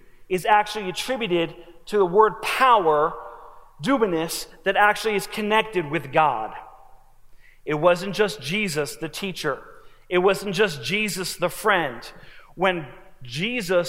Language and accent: English; New Jersey, United States; moved away; I'm from New Jersey